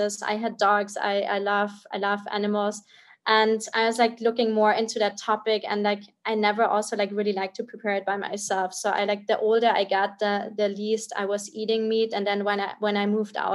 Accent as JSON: {"language": "English", "town": "Munich", "region": "Bavaria", "country": "Germany", "tie": "born or raised there", "said": "I'm originally from Bavaria, like Munich in Germany"}